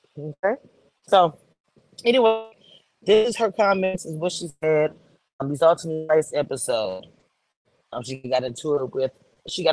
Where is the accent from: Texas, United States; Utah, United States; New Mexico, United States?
Texas, United States; I grew up here in Texas